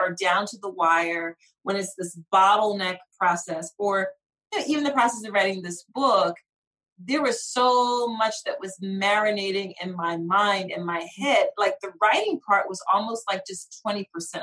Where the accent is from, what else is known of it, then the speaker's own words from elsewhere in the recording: Philadelphia, Pennsylvania, United States; I grew up in Philly